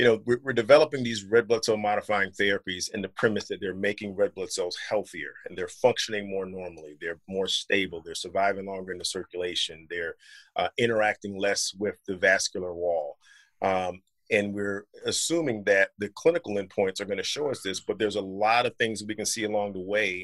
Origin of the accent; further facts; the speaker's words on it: North Carolina, United States; moved away as an adult; also born or lived in Southeast Virginia / Philadelphia / Detroit; I grew up in North Carolina